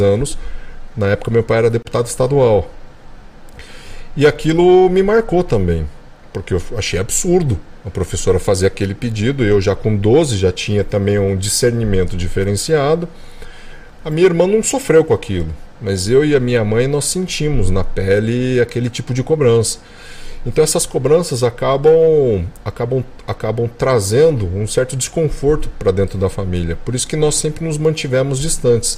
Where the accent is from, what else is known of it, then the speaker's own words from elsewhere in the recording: Brazil; also born or lived in California, United States; como brasileiro